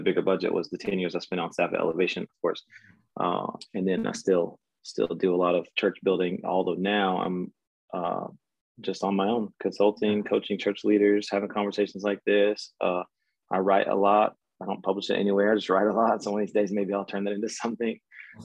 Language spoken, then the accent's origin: English; Texas, United States; moved away as an adult; also born or lived in Denver / Charlotte / Orlando; born and raised in Texas, took a lap around from Denver, Charlotte, Orlando, and now I'm back in Texas